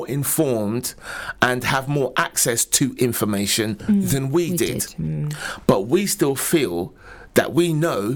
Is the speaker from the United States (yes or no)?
no; London, United Kingdom; now in Luton, United Kingdom; I'm originally from London myself.